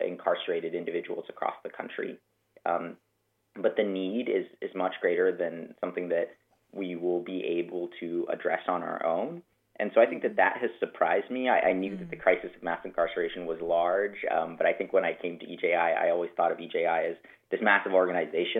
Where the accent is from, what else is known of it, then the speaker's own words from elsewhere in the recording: Denver, Colorado, United States; moved away as an adult; now in Montgomery, United States; I grew up in Denver, Colorado